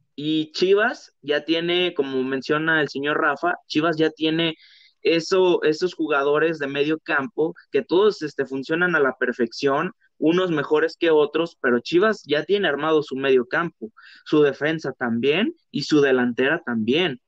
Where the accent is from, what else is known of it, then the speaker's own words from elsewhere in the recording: Guadalajara, Jalisco, Mexico; nosotros somos de Guadalajara